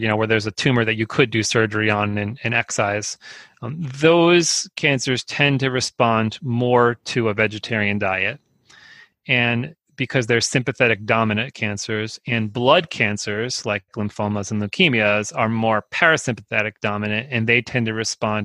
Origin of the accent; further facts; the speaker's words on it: Northeast New Jersey, United States; moved away; I grew up in Northeast New Jersey